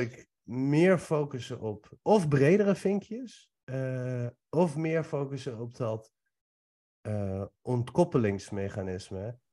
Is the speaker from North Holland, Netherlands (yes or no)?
no; Nieuwegein, Utrecht, Netherlands; born or raised there; also born or lived in Iran